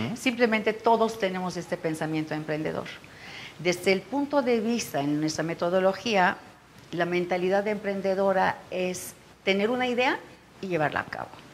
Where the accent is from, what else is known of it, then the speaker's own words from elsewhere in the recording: Turkey; Spanish is a second language; moved away as an adult; also born or lived in Israel; now in Mexico; yo nací en Turquía